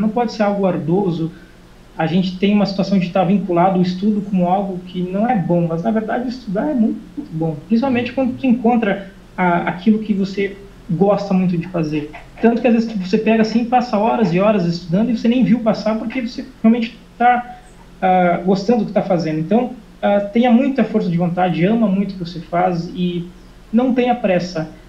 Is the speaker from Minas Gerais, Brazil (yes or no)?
no; Horizontina, Rio Grande do Sul, Brazil; moved away as an adult; now in Portugal; eu sou do interior do Rio Grande do Sul, uma cidade chamada Horizontina